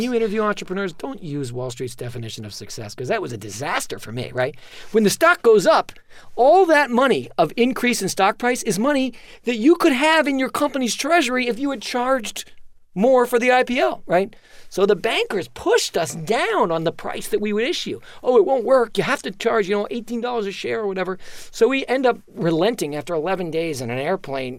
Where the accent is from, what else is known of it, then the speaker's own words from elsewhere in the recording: New York City, New York, United States; I'm a child of Manhattan